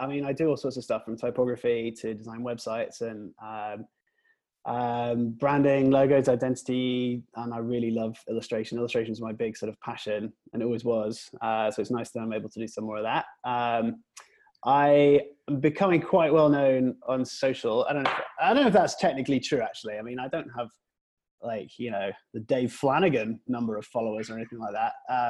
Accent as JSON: {"language": "English", "town": "Preston", "region": "North West England", "country": "United Kingdom", "moved": "yes", "lives_now": "United States", "said": "So I'm from England originally. I'm from Preston, you guys know where that is, near Manchester. And I moved to America in 2001. So I've been here for about 17 years now."}